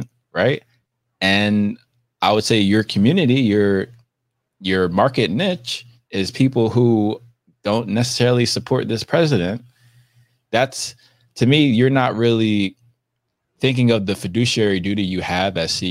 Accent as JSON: {"language": "English", "country": "United States", "said": "I can only speak as an American and an African American"}